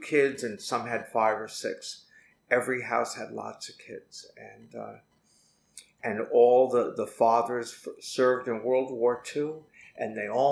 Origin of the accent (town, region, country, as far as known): Hicksville, New York, United States; born or raised there; also born or lived in Manhattan, New York